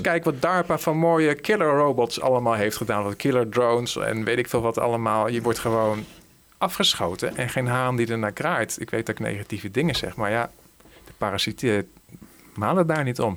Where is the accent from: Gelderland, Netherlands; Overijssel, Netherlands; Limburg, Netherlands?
Gelderland, Netherlands; Veluwezoom; waar ik ben opgegroeid, ergens in de Veluwezomer